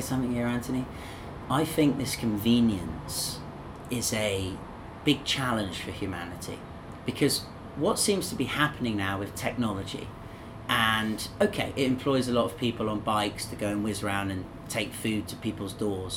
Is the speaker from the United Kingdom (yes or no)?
yes; England, United Kingdom; now in Zhuhai, China; two English people talking to each other. And you know, my accent's a bit different to yours